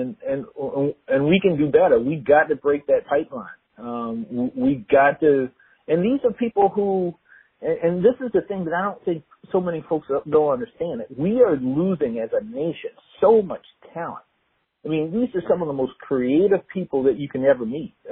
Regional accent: Orangeburg, South Carolina, United States; I grew up in Orangeburg, South Carolina. Um, I was uh, born to a teen mom.

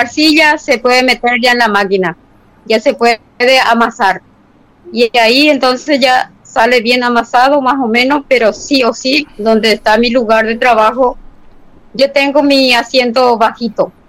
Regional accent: Paraguay; also born or lived in Tobatí

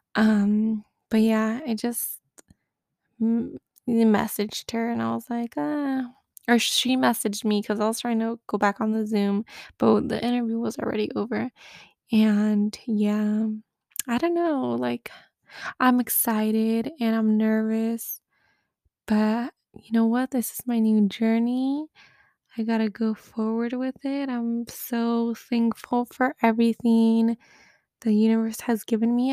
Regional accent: United States; moved away as an adult; I'm the American

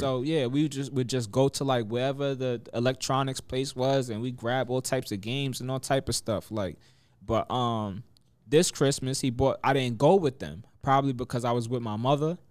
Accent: Mount Vernon, New York, United States; moved away as an adult; also born or lived in Yonkers, New York; now in Atlanta, United States; I grew up in Mount Vernon

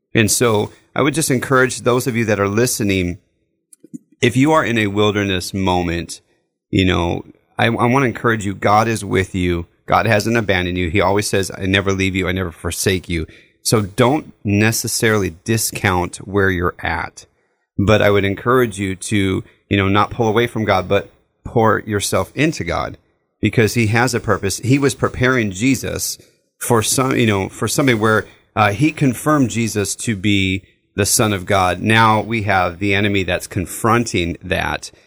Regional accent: Southern California, United States; growing up in Southern California, we lived in the desert

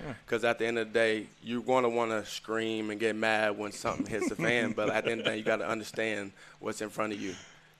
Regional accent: Georgia, United States; And he's from down south, and I'm from Georgia, too.

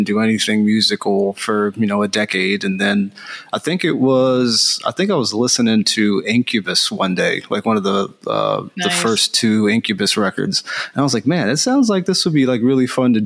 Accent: Philadelphia, Pennsylvania, United States; moved away as an adult; now in California, United States; I'm from the East Coast, so I'm from Philadelphia. And I moved out to California back in 2015

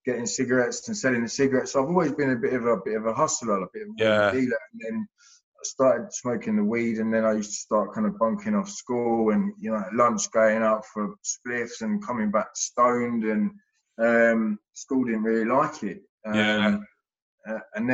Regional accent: Hertfordshire / Essex, East of England, United Kingdom; I grew up down in Hertfordshire in Essex

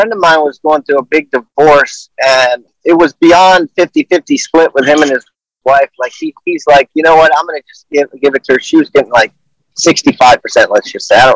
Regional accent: Maryland, United States; I'm from Maryland. I grew up in Maryland.

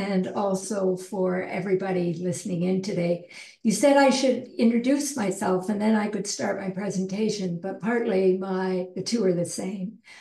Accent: Cobourg, Ontario, Canada; also born or lived in southwest Ireland; growing up in Ireland and growing up in Cobourg, a small town that we moved to about 2 hours east of Toronto in the 50s and early 60s

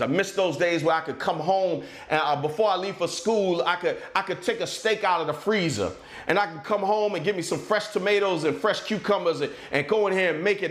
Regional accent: near Richmond, South Central Virginia, United States; also born or lived in Maryland; I grew up in South Central Virginia, right outside of Richmond

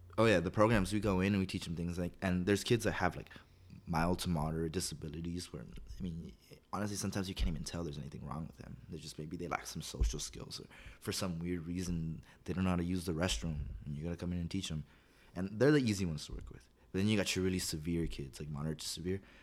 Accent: La Puente, California, United States; I grew up here in La Puente

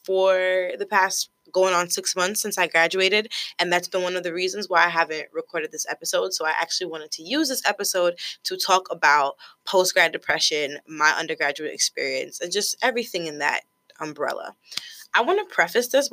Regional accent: United States; I am a first-generation American. Both of my parents are from Haiti. I was born in the States

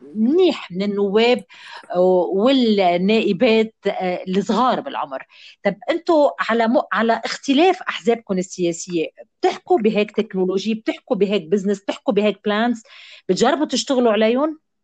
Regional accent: Lebanon

